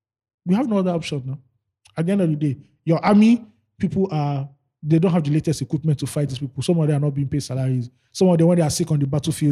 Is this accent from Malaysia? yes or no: no; Lagos, Nigeria; as a Nigerian, like, a Lagosian like me